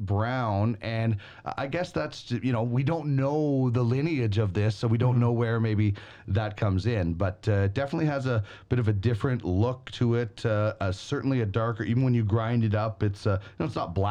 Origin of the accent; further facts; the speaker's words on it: Brandon, Manitoba, Canada; the street in where I grew up in Brandon, Manitoba